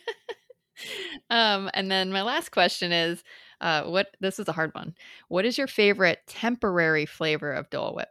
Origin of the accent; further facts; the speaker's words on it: Lowell, Massachusetts, United States; I grew up in Massachusetts